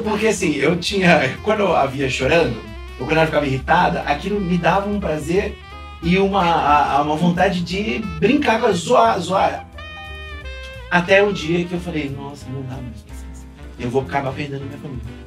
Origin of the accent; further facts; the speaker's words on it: Rio de Janeiro, Brazil; bom carioca